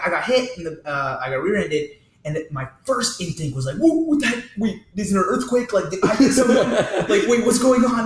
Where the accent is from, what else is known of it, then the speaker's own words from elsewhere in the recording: Georgia, United States; I was born and raised in Georgia.